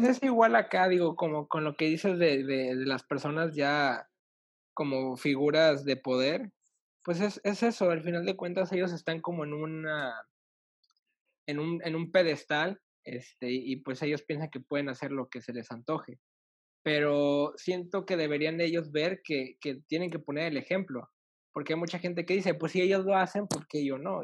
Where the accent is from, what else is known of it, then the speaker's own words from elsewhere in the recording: northern Mexico, Mexico; moved away; yo soy obviamente de México, pero yo soy del norte. Entonces, de donde soy no, no, no tiembla